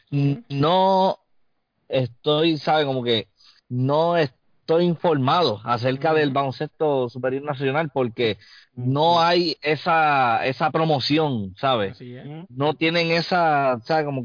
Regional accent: Carolina, Puerto Rico; en el pueblo de Carolina, y yo orgulloso de mi pueblo

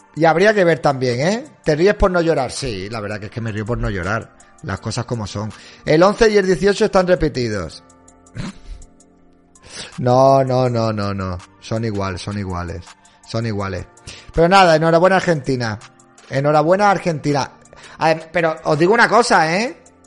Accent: Spain; en España no somos como los argentinos

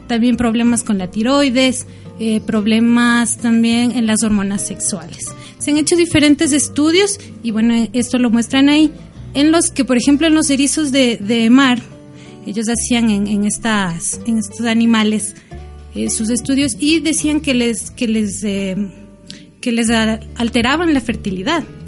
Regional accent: Ecuador; yo como ecuatoriana tengo mi identidad

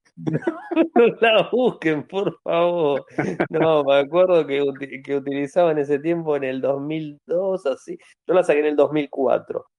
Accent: Argentina

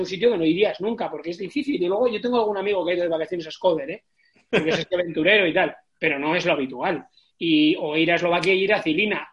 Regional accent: Galdakao, Basque Country, Spain; also born or lived in Barakaldo; mi pueblo, que, que es de Galácano, que tiene 29.000 habitantes

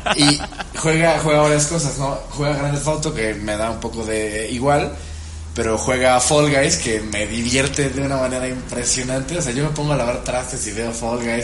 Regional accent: Veracruz, Mexico; Yo soy de Veracruz

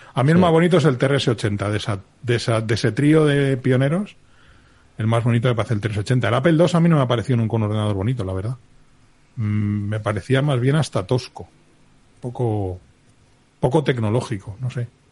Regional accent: Spain; soy español, lo que teníamos en España en el año 77

